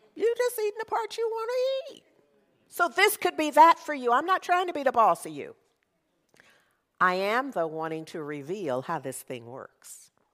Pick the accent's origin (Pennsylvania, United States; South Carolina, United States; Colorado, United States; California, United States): California, United States; Berkeley; I grew up in Berkeley